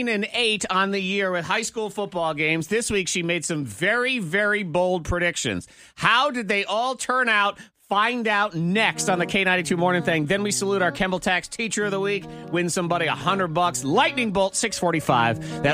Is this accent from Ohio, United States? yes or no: yes; Cleveland, Ohio, United States; I'm from Cleveland.